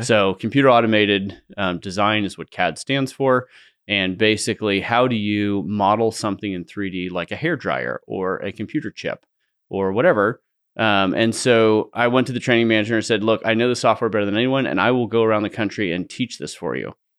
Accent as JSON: {"language": "English", "area": "San Francisco Bay Area", "region": "California", "country": "United States", "tie": "born or raised there", "moved": "yes", "lives_now": "Idaho, United States", "said": "I grew up in the San Francisco Bay Area."}